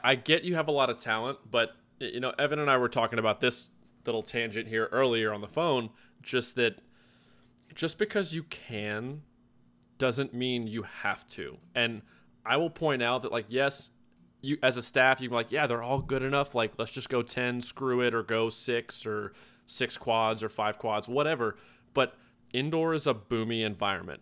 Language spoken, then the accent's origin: English; Louisville, Kentucky, United States; I'm from Louisville